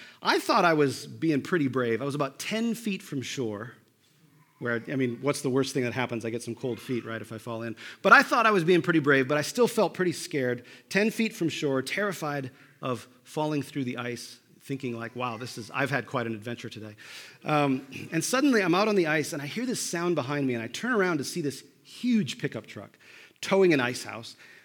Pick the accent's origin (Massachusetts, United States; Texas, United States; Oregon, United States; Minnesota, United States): Minnesota, United States; moved away; I grew up in Minnesota